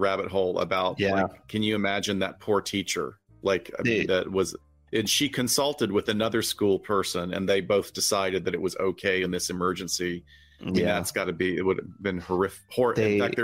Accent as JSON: {"language": "English", "region": "the South", "country": "United States", "tie": "born or raised there", "said": "I grew up in the South in the 60s"}